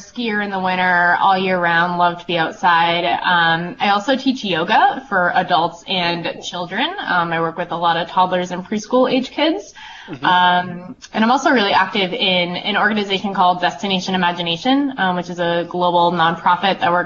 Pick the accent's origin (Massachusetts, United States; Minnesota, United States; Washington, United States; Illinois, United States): Massachusetts, United States; North Andover; moved away as an adult; now in Vermont, United States; I was a kid growing up in Massachusetts